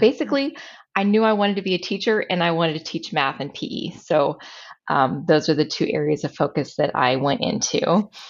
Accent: San Pasqual Valley, San Diego County, Southern California, United States; I grew up in Southern California, uh, out in the rural San Pasqual Valley. It's in San Diego County

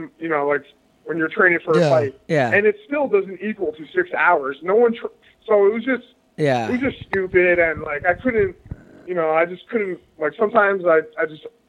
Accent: New York City, New York, United States; also born or lived in Milwaukee; I'm from New York. Like, I grew up in New York City

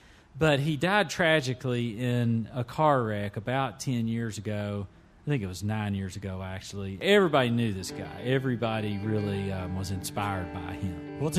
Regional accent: Winchester, Kentucky, United States; I grew up in Clark County, just a couple miles outside of Winchester on a little small acreage place that my family moved to back when I was a kid. And my family's been in Clark County for several generations.

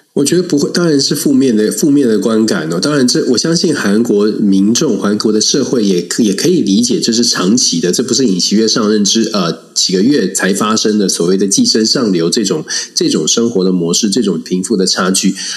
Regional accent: Taiwan; 在台湾呢，我们

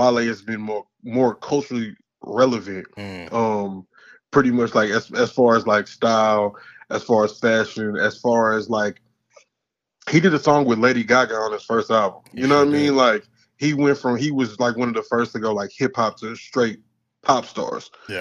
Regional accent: Houston, Texas, United States; From Houston, Texas

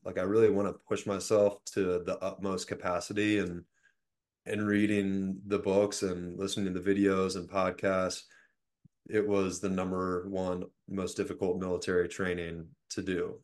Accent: Richmond, Virginia, United States; I'm from Richmond, Virginia

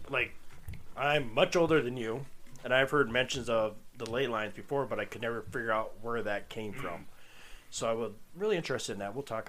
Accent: South Dakota, United States; I'm from South Dakota.

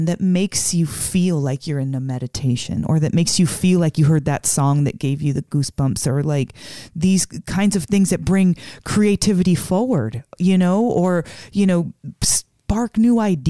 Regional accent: Las Vegas, Nevada, United States; We're from Vegas, you know, where it's about shows and performing.

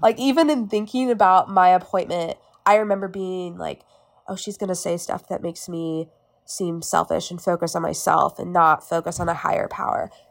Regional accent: Winston-Salem, North Carolina, United States; also born or lived in Raleigh; I grew up in Winston Salem my whole life, and then after my freshman year, I moved to Raleigh

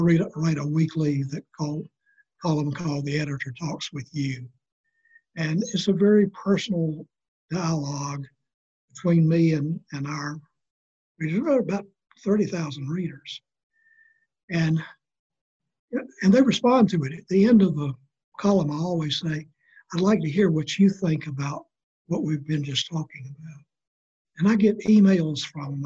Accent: South Carolina, United States; moved away; also born or lived in Charlotte, North Carolina; my hometown in South Carolina

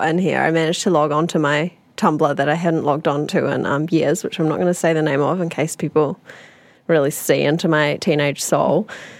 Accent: Northland, New Zealand; I grew up in Northland. There was less of like a punk scene up there.

